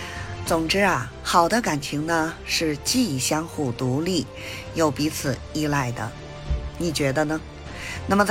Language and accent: Chinese; Beijing, China; ，咱们下期节目再见